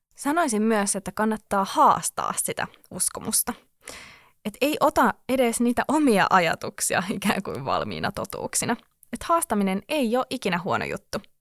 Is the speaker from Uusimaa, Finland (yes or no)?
yes; Helsinki, Uusimaa, Finland; Olen helsinkiläinen